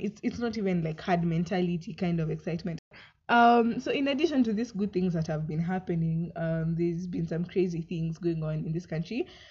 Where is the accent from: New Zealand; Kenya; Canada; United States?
Kenya; as a Kenyan citizen.